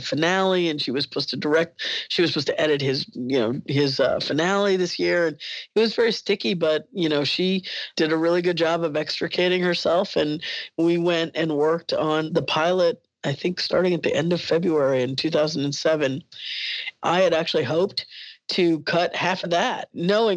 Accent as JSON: {"language": "English", "region": "Alabama", "country": "United States", "tie": "born or raised there", "said": "I went to high school in Alabama"}